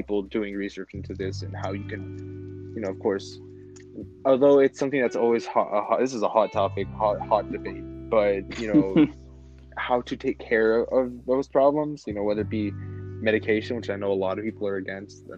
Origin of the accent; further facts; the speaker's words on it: Las Vegas, Nevada, United States; we're from Vegas